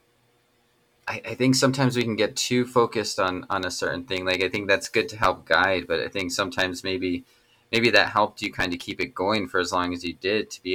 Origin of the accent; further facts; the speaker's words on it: Las Vegas, New Mexico, United States; I grew up in Las Vegas, New Mexico